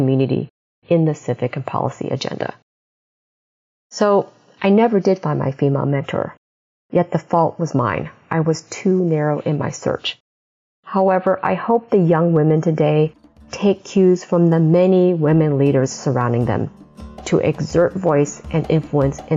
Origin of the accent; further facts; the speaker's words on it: Midwest, United States; as an immigrant growing up in the Midwest